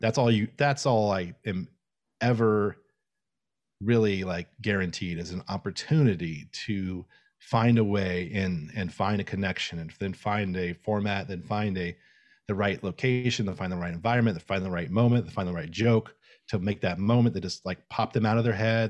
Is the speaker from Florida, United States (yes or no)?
yes; Tallahassee, Florida, United States; I grew up in Tallahassee, Florida